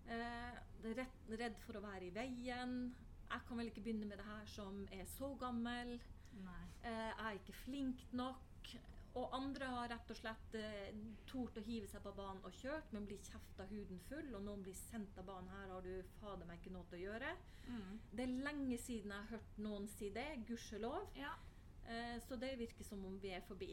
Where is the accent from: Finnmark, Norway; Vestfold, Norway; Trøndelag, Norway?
Finnmark, Norway; skal man ikke kalle meg nordlending, for jeg er jo fra Finnmark